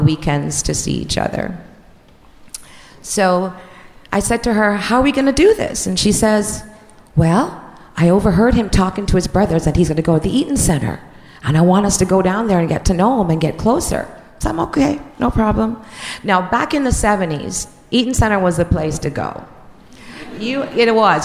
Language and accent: English; Jamaica; moved away; I'm from Jamaica and I'm 16